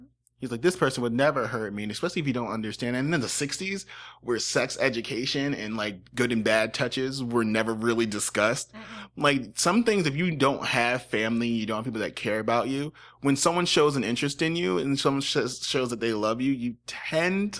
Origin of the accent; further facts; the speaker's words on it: Northeast, United States; I'm definitely from the Northeast. I am not a Southern boy at all